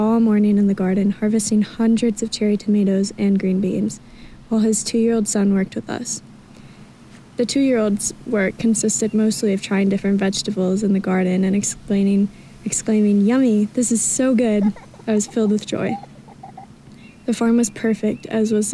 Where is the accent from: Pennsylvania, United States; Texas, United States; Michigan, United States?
Michigan, United States; I'm from Michigan